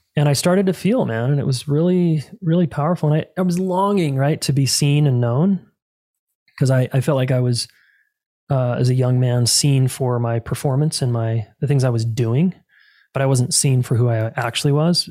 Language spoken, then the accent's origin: English; Salt Lake City, Utah, United States; moved away as an adult; now in Colorado, United States; I was born and raised in Salt Lake City, Utah